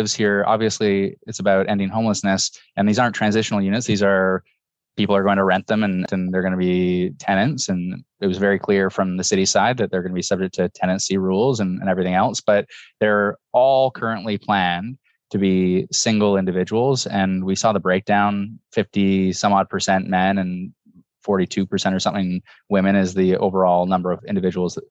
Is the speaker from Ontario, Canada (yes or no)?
yes; Toronto, Ontario, Canada; I grew up in the East End in what they now call the Upper Beaches, but it wasn't called that when I was living there.